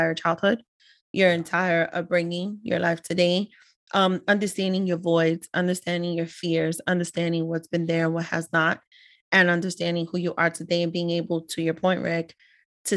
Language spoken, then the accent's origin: English; New York City, New York, United States; me being a daughter of immigrant parents, Ecuadorian, born and raised in the Bronx